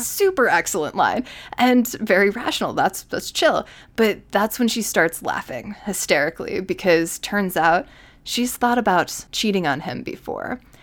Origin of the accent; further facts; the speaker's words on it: New York, United States; I am a New Yorker